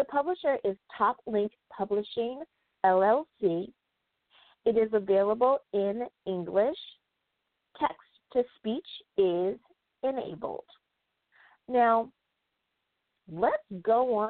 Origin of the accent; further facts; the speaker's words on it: United States; my home country, and that is the United States of America